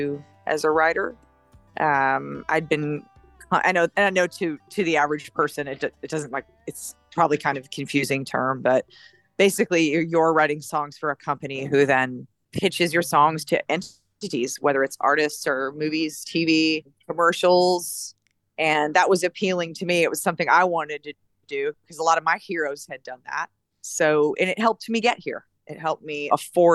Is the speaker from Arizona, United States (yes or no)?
no; Minnesota, United States; also born or lived in North Dakota; I was born in North Dakota, and then I grew up right across the state line in Minnesota